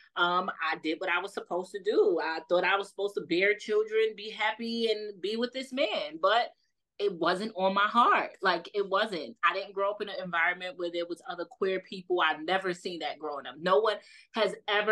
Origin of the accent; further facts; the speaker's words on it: New York City, New York, United States; accent: New York; I'm from Brooklyn, East New York.